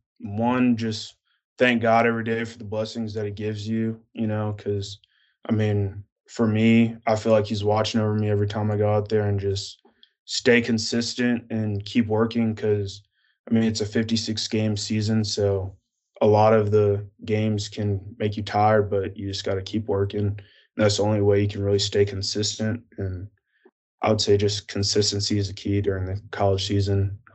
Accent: New Jersey, United States; also born or lived in Pennsylvania / Atlanta; I'm from New Jersey. I was born in Pennsylvania, and then we moved down to Atlanta.

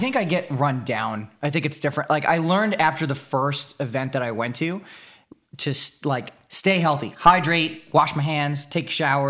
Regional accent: East Coast, United States; Never been to Disneyland. Been to Disney World. I'm from the East Coast, man.

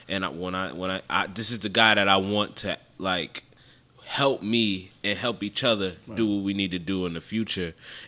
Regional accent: New Jersey, United States; now in Augusta, United States; I'm from Jersey. Originally.

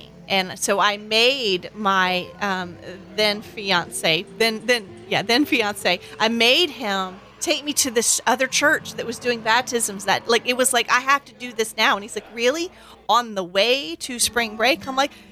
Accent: the Bible Belt, the South, United States; I grew up in America, in the South, in the Bible Belt

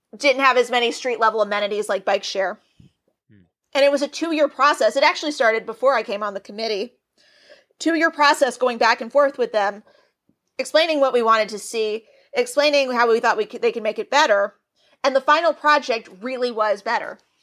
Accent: Nashville, Tennessee, United States; now in Los Angeles, United States; as a Southerner, I'm originally from Nashville, Tennessee.

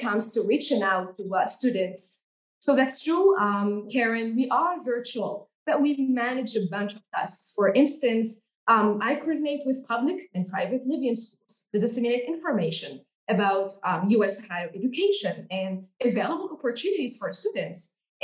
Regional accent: Tunisia; I'm from Tunisia, and I'm based at Amity Tunis.

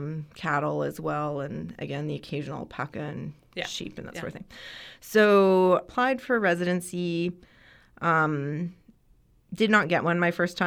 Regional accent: Ontario, Canada; So I'm Canadian, and so in Ontario

